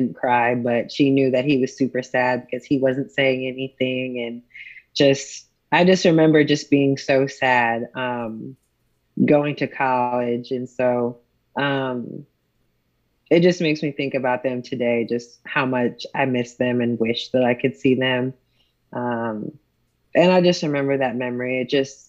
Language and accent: English; Buffalo, New York, United States; moved away as an adult; also born or lived in Texas; now in Dallas, United States; I'm from Buffalo, New York